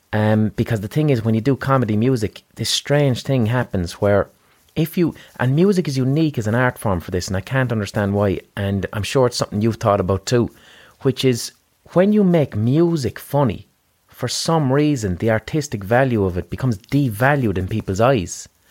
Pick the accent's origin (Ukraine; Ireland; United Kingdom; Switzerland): Ireland; Limerick, Munster; we're from Limerick in Ireland.